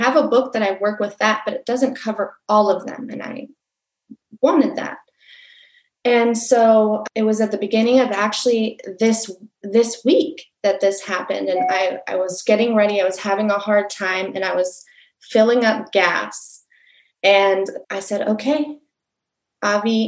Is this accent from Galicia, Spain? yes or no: no; Barcelona, Catalonia, Spain; moved away; I'm originally from Barcelona, Spain